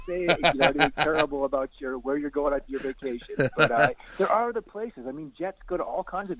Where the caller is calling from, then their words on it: Canmore, Alberta, Canada; Canmore, Alberta.